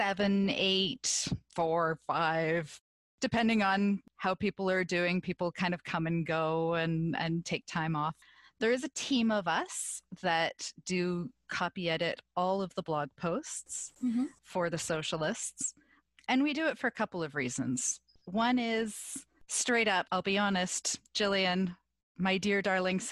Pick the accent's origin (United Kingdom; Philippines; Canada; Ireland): Canada; also born or lived in southern Ontario; I am Canadian